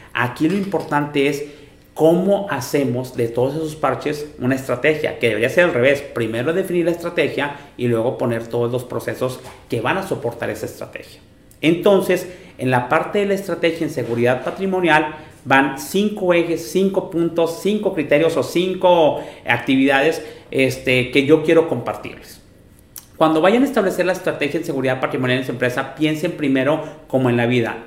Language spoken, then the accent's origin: Spanish; Monterrey, Nuevo León, Mexico; Los que somos de Monterrey